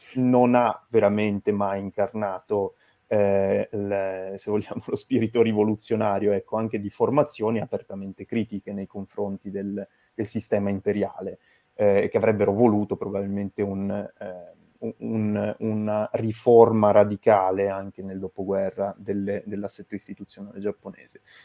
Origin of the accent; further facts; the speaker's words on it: Turin, Piedmont, Italy; also born or lived in Venice; io sono appunto originario di Torino